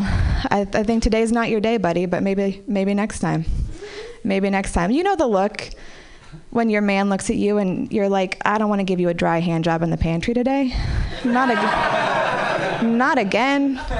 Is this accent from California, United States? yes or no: yes; Marin City, California, United States; I grew up in Marin City